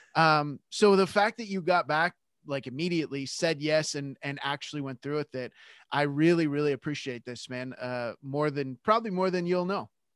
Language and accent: English; Canada; I'm Canadian